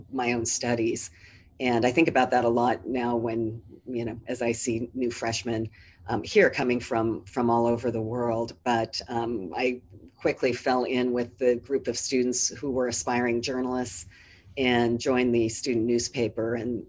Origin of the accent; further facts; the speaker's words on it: Orange County, California, United States; moved away as an adult; also born or lived in New Orleans, Louisiana; now in Boston, United States; we did live in Orange County. I grew up in the shadow of the Matterhorn